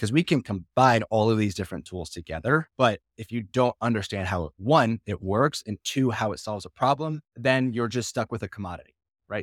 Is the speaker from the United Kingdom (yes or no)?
no; Florida, United States; I'm from Florida